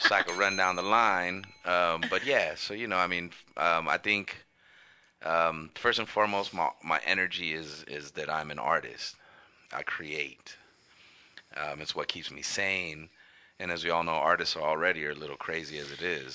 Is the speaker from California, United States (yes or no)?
yes; Los Angeles, California, United States; I'm from Northeast LA, the King Island Park.